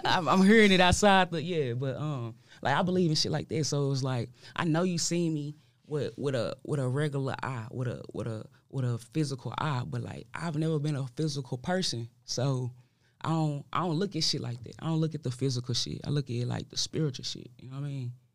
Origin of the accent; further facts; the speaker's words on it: Dallas, Texas, United States; I'm from Dallas